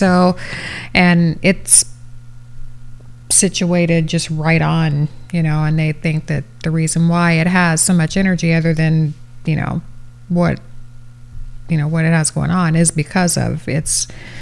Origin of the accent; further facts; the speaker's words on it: Kampsville, Illinois, United States; my hometown, Campsville, where the Center for American Archaeology is